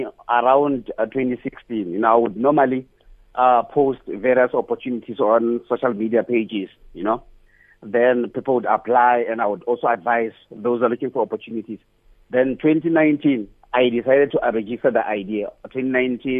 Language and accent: English; Bolobedu, Limpopo, South Africa; now in Pretoria, South Africa; I'm originally from Abulawayo, a place called Midye